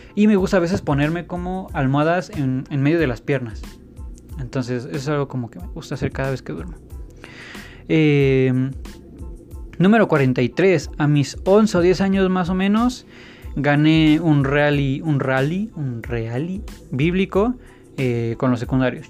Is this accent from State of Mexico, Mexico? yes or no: yes; State of Mexico, Mexico; A pesar de que he vivido casi toda mi vida en el Estado de México y que nací en el Estado de México, todos mis estudios siempre han sido en la Ciudad de México